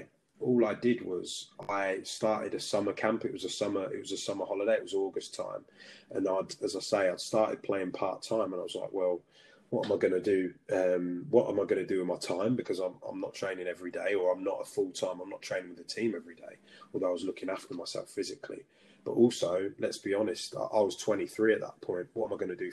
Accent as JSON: {"language": "English", "town": "Peterborough", "region": "East of England", "country": "United Kingdom", "tie": "born or raised there", "also_born_or_lived": "Belfast / Lewisham, London", "said": "I'm from Peterborough and I was fortunate enough to play for Peterborough United"}